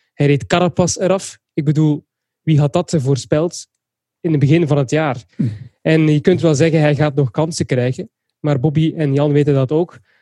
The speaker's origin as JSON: {"language": "Dutch", "country": "Belgium", "said": "als Belg"}